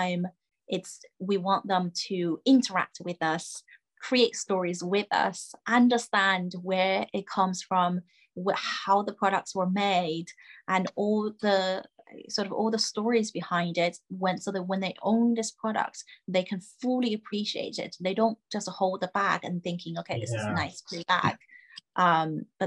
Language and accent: English; China; I grew up in China